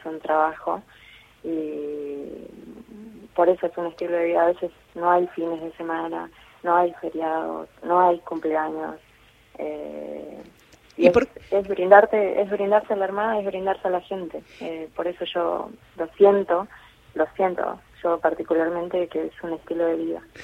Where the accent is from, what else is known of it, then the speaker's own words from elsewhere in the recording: Jujuy, Argentina; moved away as an adult; also born or lived in Buenos Aires; now in Punta Alta, Argentina; yo vengo de Jujuy